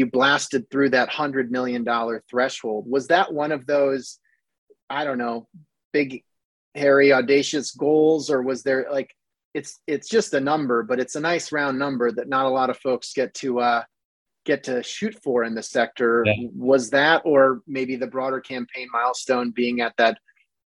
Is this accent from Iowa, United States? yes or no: yes; Iowa, United States; I grew up in Iowa